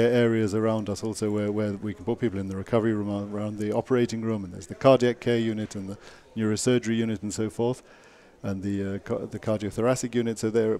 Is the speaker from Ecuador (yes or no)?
no; England, United Kingdom; From England.